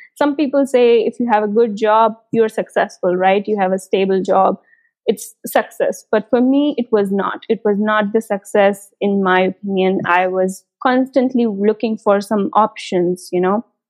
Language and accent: English; India; moved away as an adult; now in Germany; I'm an Indian, and I came to Germany in 2018 winter semester